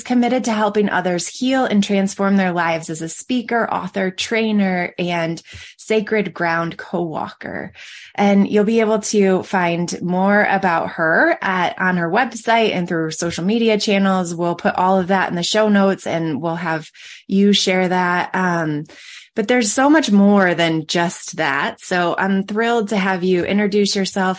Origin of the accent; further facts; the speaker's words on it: Michigan, United States; also born or lived in Colorado; I grew up in Colorado, or grew up in Michigan, and our winters were cold